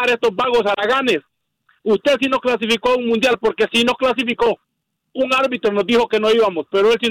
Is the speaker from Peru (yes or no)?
no; Honduras; now in Chicago, United States; soy un hondureño radicado en Estados Unidos hace mucho tiempo